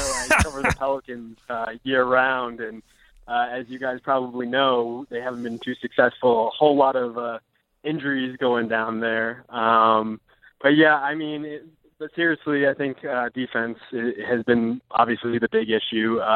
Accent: Connecticut, United States; moved away; also born or lived in Los Angeles; I used to live in L.A., and so I'm from Connecticut originally

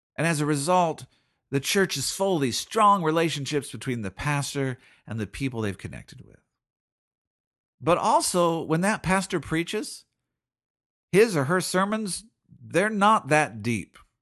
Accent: Seattle, Washington, United States; I'm from Seattle.

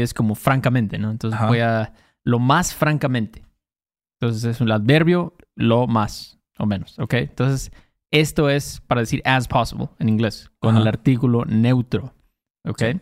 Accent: Mexico; soy mexicano

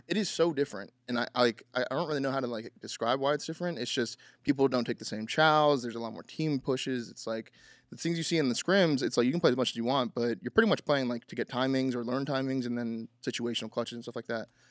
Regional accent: California, United States; now in Texas, United States; I'm from Cali

